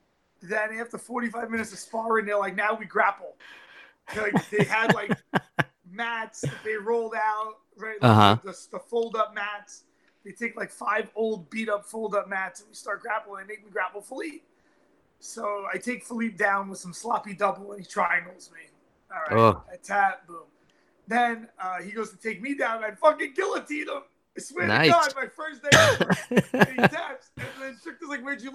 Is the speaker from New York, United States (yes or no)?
yes; New York City, New York, United States; I grew up in Brooklyn